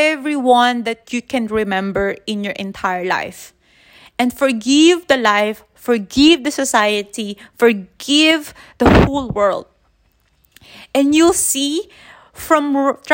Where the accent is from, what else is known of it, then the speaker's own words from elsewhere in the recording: Manila, Metro Manila, Philippines; now in Chiang Mai, Thailand; I'm in Chiang Mai, northern Thailand, though I'm born and raised in Manila